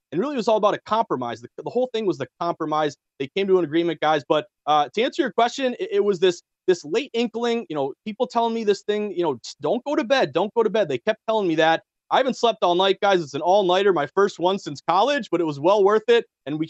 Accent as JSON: {"language": "English", "area": "the Berkshires", "region": "Western Massachusetts", "country": "United States", "tie": "born or raised there", "lives_now": "Boston, United States", "said": "I've been in New England long enough. I grew up in the Berkshires of Western Mass. I've been out in Boston since I was 21. I'm now 35."}